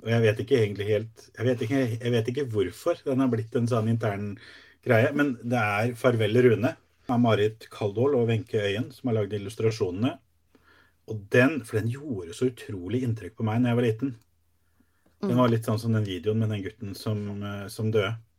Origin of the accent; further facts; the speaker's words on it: Sarpsborg, Østfold, Norway; jeg kommer fra Sarpsborg